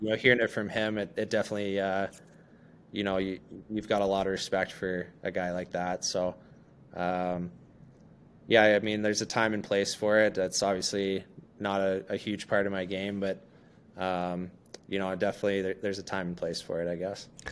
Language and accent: English; Hollidaysburg, Pennsylvania, United States; now in Chicago, United States; the boys from my hometown